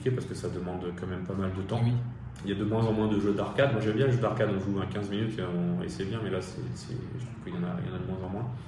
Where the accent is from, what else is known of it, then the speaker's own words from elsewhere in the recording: Nice, Provence-Alpes-Côte d'Azur, France; Moi, je suis né à Nice